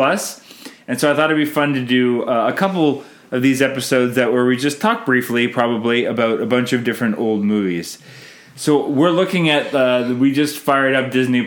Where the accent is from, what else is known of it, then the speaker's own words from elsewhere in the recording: Canada; I'm Canadian filmmaker